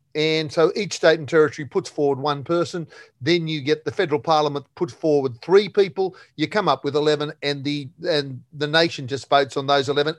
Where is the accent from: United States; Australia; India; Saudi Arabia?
Australia; I am, you are, we are Australian